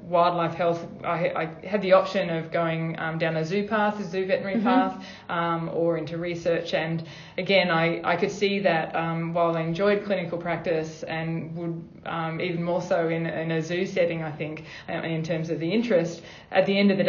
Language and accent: English; Sydney, New South Wales, Australia; I grew up in Sydney.